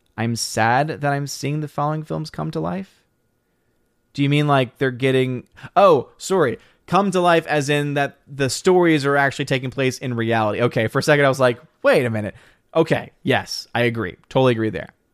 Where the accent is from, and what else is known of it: United States